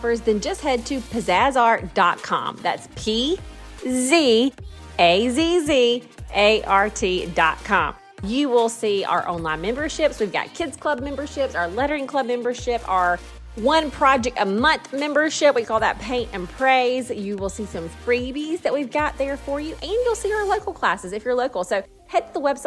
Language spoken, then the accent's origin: English; Prattville, Alabama, United States; I am from Alabama, Prattville, Alabama, born and raised. I'm currently living in the same hometown